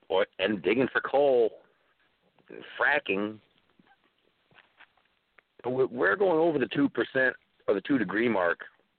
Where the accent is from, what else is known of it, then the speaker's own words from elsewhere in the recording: Indiana, United States; we're from Indiana